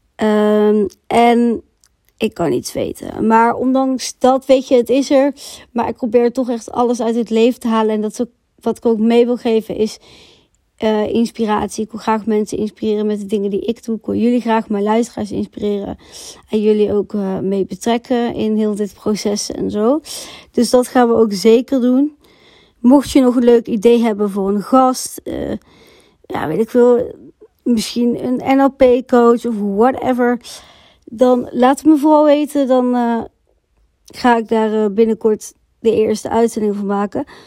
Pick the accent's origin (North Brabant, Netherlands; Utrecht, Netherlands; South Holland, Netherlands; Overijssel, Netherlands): North Brabant, Netherlands; ik kom uit Brabant